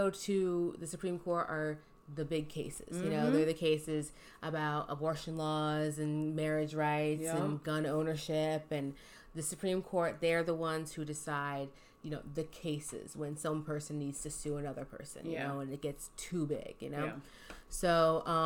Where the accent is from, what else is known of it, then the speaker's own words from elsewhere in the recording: Philadelphia, Pennsylvania, United States; We're from Philly